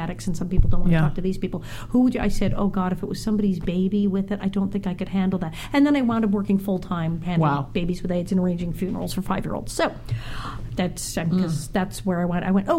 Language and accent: English; California, United States; growing up in California